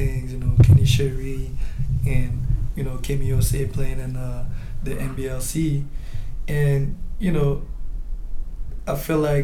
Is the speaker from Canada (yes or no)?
yes; Montreal, Quebec, Canada; born or raised there